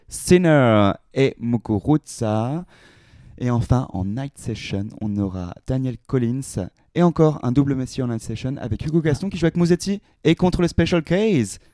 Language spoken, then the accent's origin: French; France; on est français